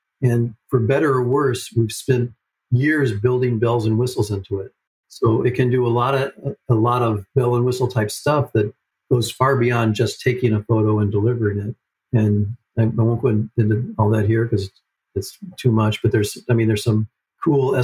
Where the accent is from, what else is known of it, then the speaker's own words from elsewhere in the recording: Cleveland, Ohio, United States; moved away; I grew up in Cleveland